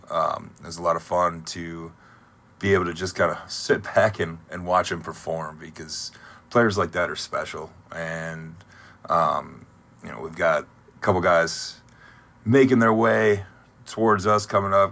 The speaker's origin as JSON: {"language": "English", "town": "Toledo", "region": "Ohio", "country": "United States", "tie": "born or raised there", "moved": "yes", "lives_now": "Columbus, United States", "said": "I grew up in the Toledo area, so I went to a lot of uh, Mud Hens games growing up"}